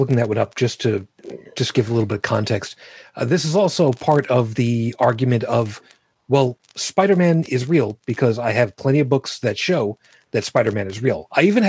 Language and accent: English; New York City, New York, United States; I was born in Brooklyn